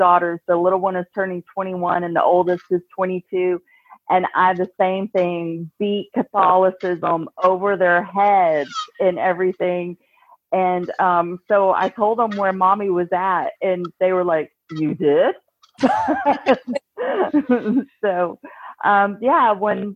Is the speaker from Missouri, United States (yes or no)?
no; Houston, Texas, United States; I was born here in Houston at St. Joseph's Hospital downtown